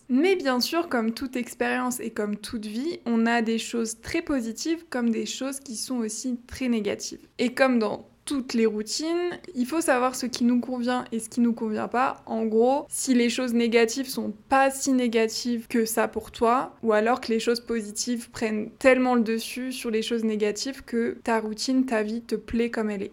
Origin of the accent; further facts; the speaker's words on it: France; first language French; moved away as an adult; now in Mexico City, Mexico; ça fait plus d'un an que je suis partie de France